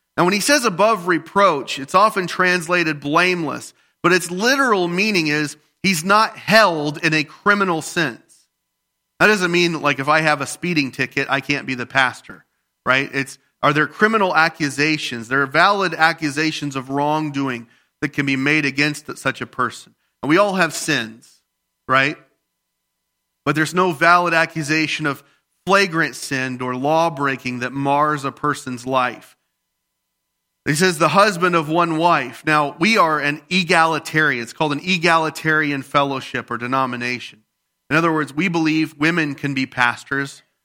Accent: the Bible Belt, United States; I grew up in the Bible Belt where everybody and their grandma is a preacher

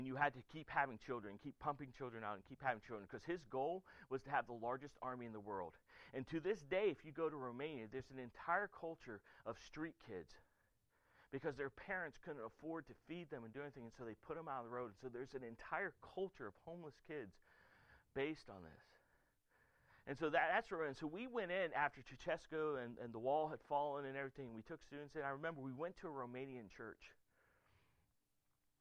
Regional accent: United States; as an American pastor

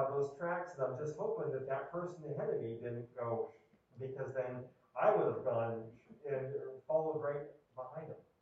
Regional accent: Erie, Pennsylvania, United States; moved away as an adult; I'm from Erie, Pennsylvania, and I grew up there uh, my first 30 years of life enduring brutal snowstorms.

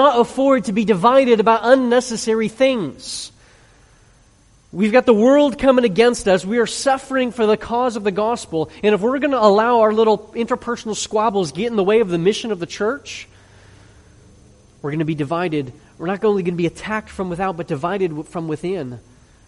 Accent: Chicago, Illinois, United States; I grew up in Chicago when we got all kinds of snow

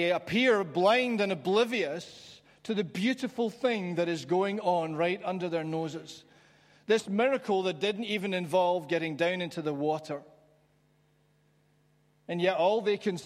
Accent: London, United Kingdom; I was growing up in London

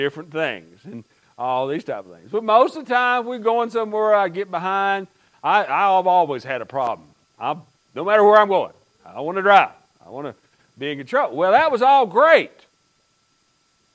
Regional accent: United States; growing up in Pike County and in the mountains

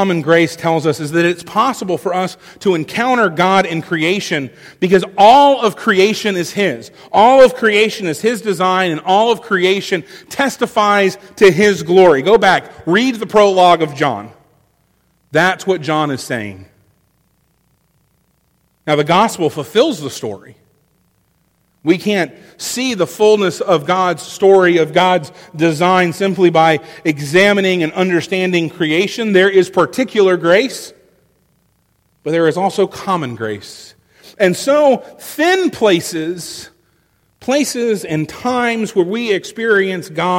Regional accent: Florida's Gulf Coast, United States; this place at home. It's called Topsail Hill State Park

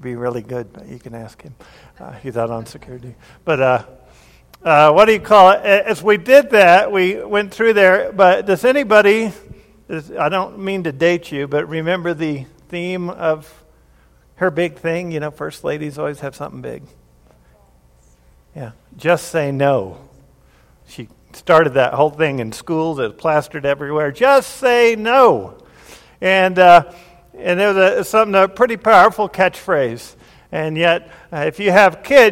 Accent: Grand Junction, Colorado, United States; I was born here in Colorado Springs, and then sometime before I turned two or something, we moved to Grand Junction, Colorado, and lived there for 9 to 10 years

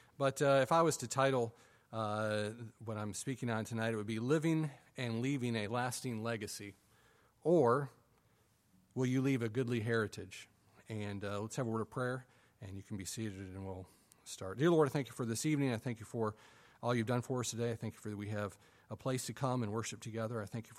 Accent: Adrian, Michigan, United States; I grew up in Adrian, Michigan. It's, as all Michigan people always say, if you're from Michigan, you always use the little mitten here and point where you were.

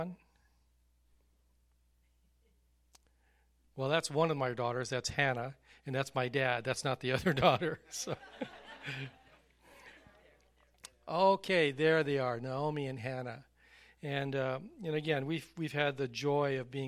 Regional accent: Hawaii, United States; moved away; I didn't fly in from Hawaii, but we are originally from Hawaii

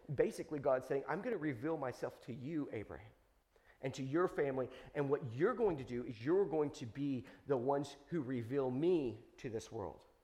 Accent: United States; I was born in America

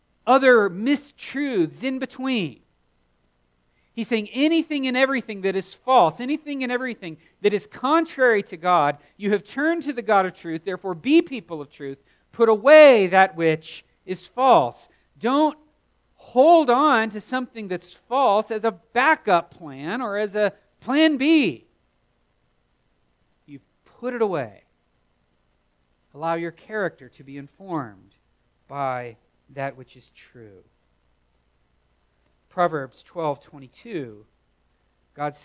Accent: the South, United States; growing up in the South

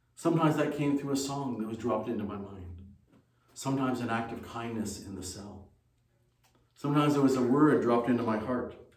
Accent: Ontario, Canada; moved away as an adult; also born or lived in China; Ontario where we lived at that time

